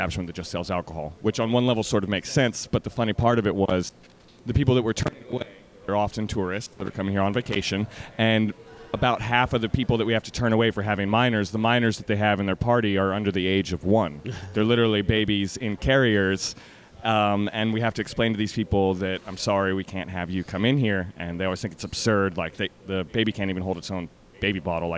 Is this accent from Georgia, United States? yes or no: no; Texas, United States; moved away as an adult; now in Hawaii, United States; I grew up in Texas.